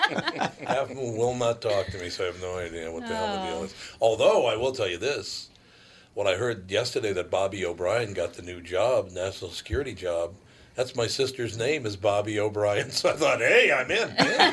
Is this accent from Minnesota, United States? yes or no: yes; Minneapolis, Minnesota, United States; And I grew up in North Minneapolis.